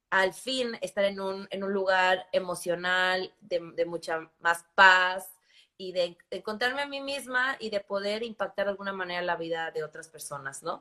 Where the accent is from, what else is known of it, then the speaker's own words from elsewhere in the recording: Campeche, Mexico; yo crecí en México, crecí en una, en una ciudad eh, hermosa, muy pequeña, que se llama Campeche, que es, en la, bahía, en el Golfo de México.